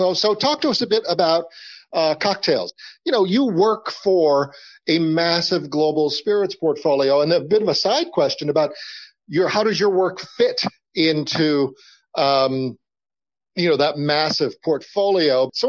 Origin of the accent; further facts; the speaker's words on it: New Orleans, Louisiana, United States; And of course, I grew up in New Orleans, so this resonates this resonates with me deeply.